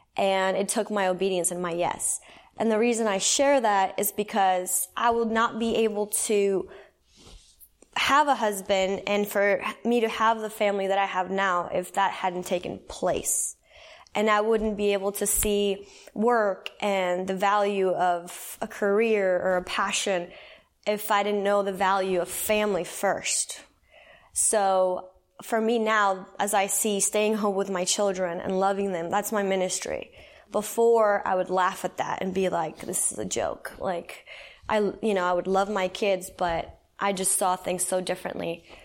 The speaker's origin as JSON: {"language": "English", "region": "San Salvador", "country": "El Salvador", "tie": "born or raised there", "said": "I was born and raised in El Salvador. I'll start there, Central America. So, San Salvador"}